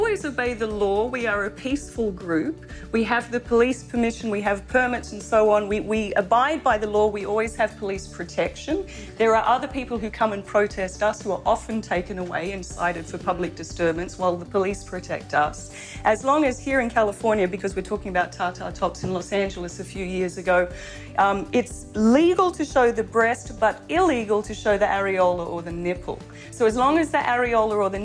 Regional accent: Australia; moved away; I'm from Australia, and I grew up since a very little girl never wearing a bikini on a beach

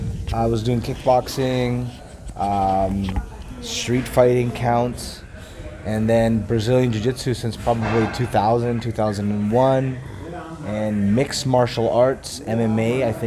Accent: Vancouver, British Columbia, Canada; moved away as an adult; also born or lived in Costa Rica / Boston; now in New York, United States; But I was brought up in Vancouver. I went to school in Vancouver

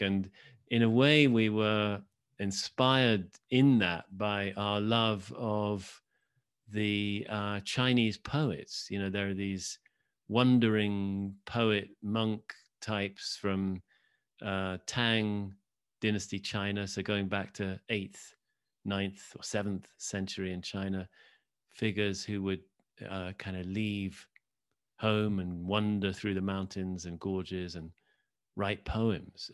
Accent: Oxford, South East England, United Kingdom; I grew up in Oxford, England.

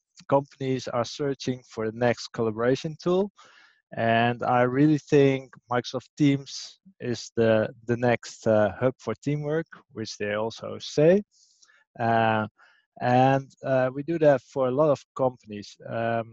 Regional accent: Amsterdam, North Holland, Netherlands; It's my hometown

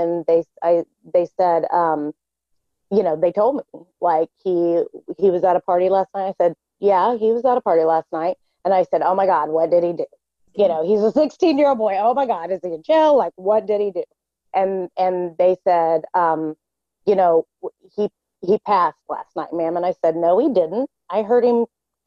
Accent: Southwest Missouri, United States; I grew up in Southwest Missouri

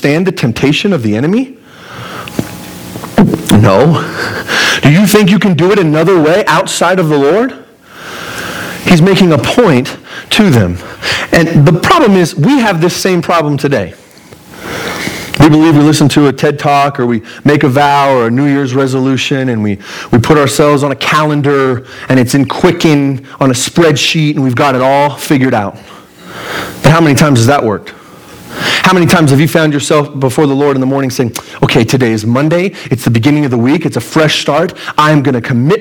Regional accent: Pueblo, Colorado, United States; I'm from Pueblo. This is my home turf

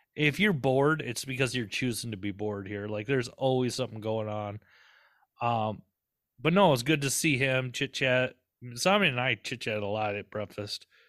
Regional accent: Southern Minnesota, United States; accent: Southern twang; twang from growing up in Southern Minnesota

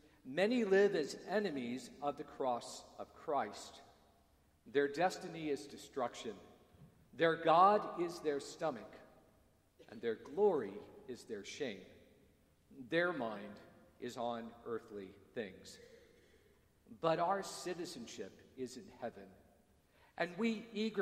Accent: United States; moved away; also born or lived in Dar es Salaam, Tanzania; I'm an American

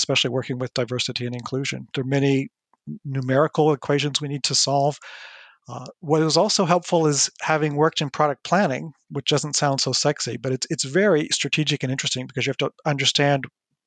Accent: United States; moved away as an adult; now in France; I grew up in the United States. I'm American originally

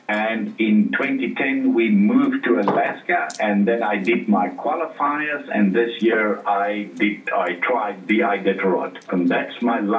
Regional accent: South Africa; Remember, we're from South Africa. We don't even have snow in our country.

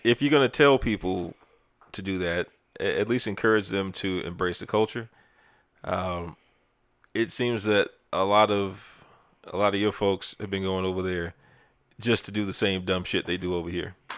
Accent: United States

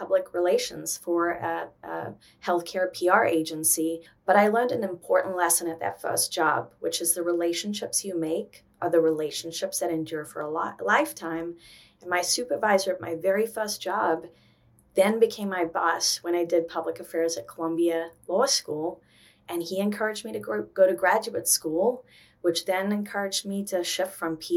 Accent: South Africa; moved away as an adult; now in New York, United States; I was born in South Africa. I came to America at 18. I was supposed to go to University of Cape Town.

